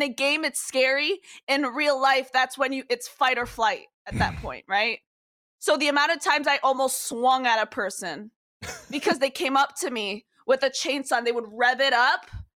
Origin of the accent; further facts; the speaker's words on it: New York, United States; moved away; I'm from New York.